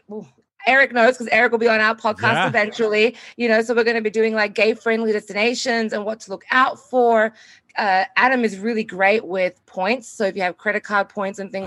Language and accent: English; Australia; we are two Australian travel professionals